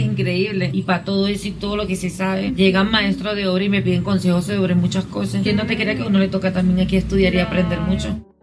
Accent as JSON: {"language": "Spanish", "town": "Cumaná", "region": "Sucre", "country": "Venezuela", "moved": "as an adult", "lives_now": "Bogotá, Colombia", "said": "Yo soy venezolana"}